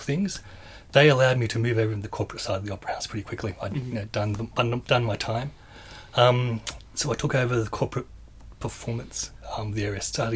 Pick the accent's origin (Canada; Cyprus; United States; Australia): Australia; Newcastle, New South Wales; moved away as an adult; also born or lived in Wagga Wagga / Sydney; now in Adelaide, Australia; I grew up in Newcastle, and that's a bit of a mining town